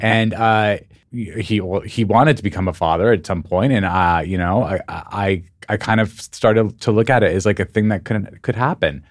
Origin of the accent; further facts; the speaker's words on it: Albuquerque, New Mexico, United States; moved away; also born or lived in Missoula, Montana / New York / Los Angeles; I grew up in Albuquerque, New Mexico